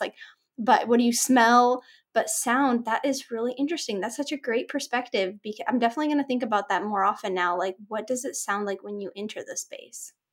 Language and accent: English; Orange County, Southern California, United States; I grew up here in Southern Cal, in Orange County, in suburbia